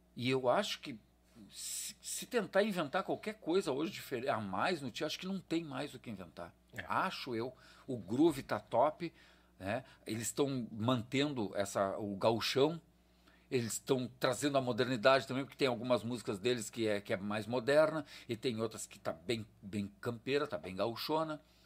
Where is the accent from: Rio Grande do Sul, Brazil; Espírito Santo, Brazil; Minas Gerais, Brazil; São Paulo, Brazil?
Rio Grande do Sul, Brazil; Porto Alegre; eu sou de Porto Alegre